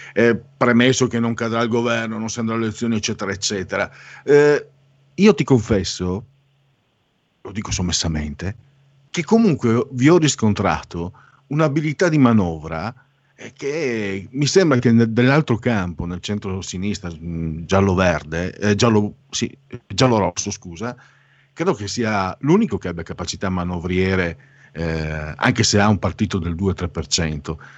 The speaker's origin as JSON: {"language": "Italian", "country": "Italy", "also_born_or_lived": "Friuli / Veneto", "said": "noi del Friuli del Veneto, io sono mezzo sangue, sangue misto, Friuli Veneto, quando parli anche col mio accento"}